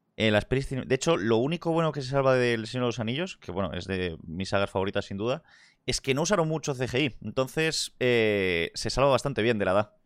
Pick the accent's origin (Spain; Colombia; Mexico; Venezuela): Spain; Vigo, Galicia; also born or lived in Madrid; Aquí es donde me crié. Vigo City.